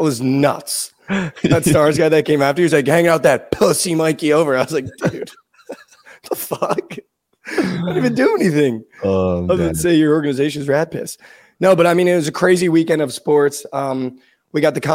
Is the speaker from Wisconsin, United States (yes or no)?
no; New Jersey, United States; now in Dallas, United States; I'm from New Jersey